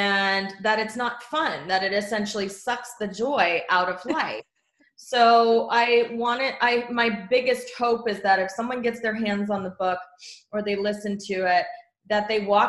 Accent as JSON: {"language": "English", "region": "Texas", "country": "United States", "moved": "yes", "said": "I am from Texas originally"}